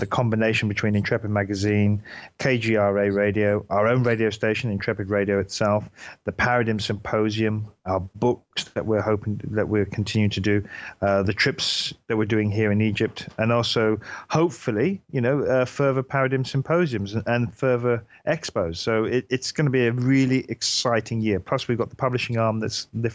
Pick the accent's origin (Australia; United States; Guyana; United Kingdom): United Kingdom; Hereford, West Midlands; I'm from Hereford or Herefordshire.